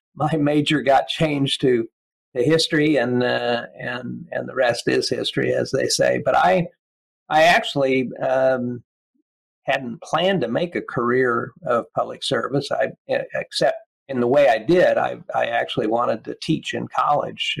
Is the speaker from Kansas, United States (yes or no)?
yes; Kansas, United States; moved away as an adult; also born or lived in Williamsburg, Virginia; my experience growing up in Kansas